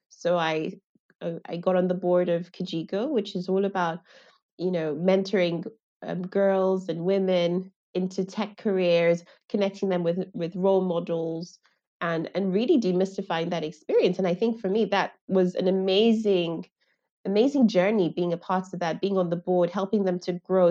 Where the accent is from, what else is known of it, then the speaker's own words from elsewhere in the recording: Lagos, Nigeria; I grew up in Lagos